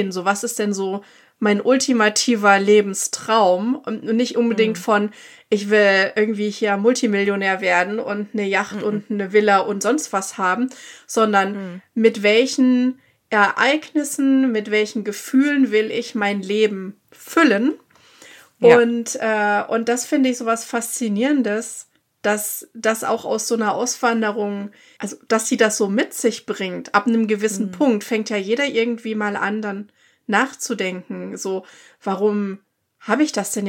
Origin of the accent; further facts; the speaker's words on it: Germany; moved away as an adult; now in United States; wie man so als Deutscher gerade auch erzogen ist.